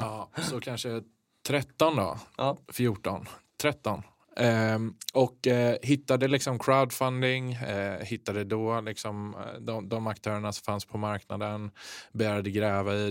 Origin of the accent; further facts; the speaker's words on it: Kungsbacka, Halland County, Sweden; från västkusten, Kungsbacka